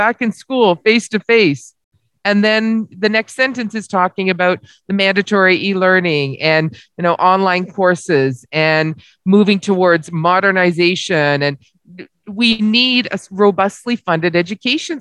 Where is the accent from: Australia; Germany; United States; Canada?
Canada; Barrie, Ontario; I live in the city of Barrie